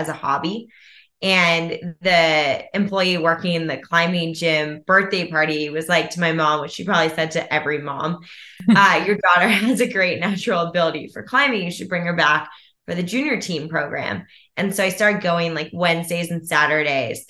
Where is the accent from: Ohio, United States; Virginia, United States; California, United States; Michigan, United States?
Virginia, United States; Alexandria; grew up in the Washington, D.C. area in a town called Old Town, Alexandria, Virginia.